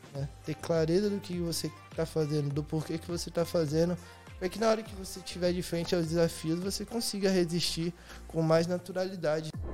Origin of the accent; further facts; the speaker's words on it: Bahia, Brazil; also born or lived in Cuiabá, Mato Grosso / Presidente Prudente, São Paulo; eu fui para Bahia. Isso eu era a terceira série, acho que eu tinha uns 11 anos